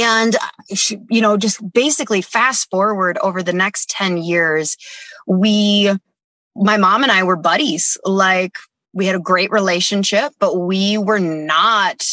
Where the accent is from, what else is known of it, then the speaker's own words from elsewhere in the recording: Dana Point, California, United States; also born or lived in Mission Viejo; we lived like 10 minutes from Disneyland.